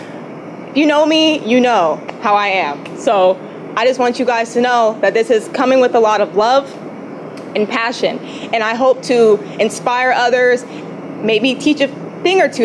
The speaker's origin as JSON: {"language": "English", "town": "Hemet", "region": "California", "country": "United States", "tie": "born or raised there", "also_born_or_lived": "Victorville", "moved": "as an adult", "said": "I'm from Hemet. That's where I was from. I wasn't born in Hemet"}